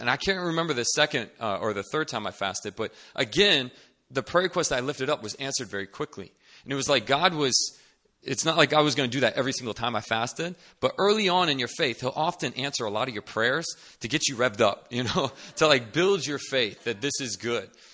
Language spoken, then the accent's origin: English; Northern Virginia, United States; moved away as an adult; now in Seoul, South Korea; I'm originally from Northern Virginia, D C area